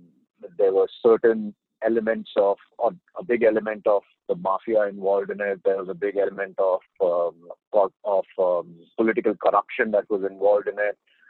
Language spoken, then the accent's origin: English; India; moved away as an adult; also born or lived in Canada / United States; I grew up in India to a great extent, even though I'm a Canadian. My mother had moved to Canada at a very young age.